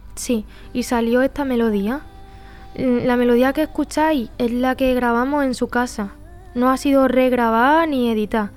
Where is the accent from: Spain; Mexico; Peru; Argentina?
Spain; Pozoblanco, Andalusia; accent: Andalusian; moved away as an adult; also born or lived in Barcelona; soy de Pozo Blanco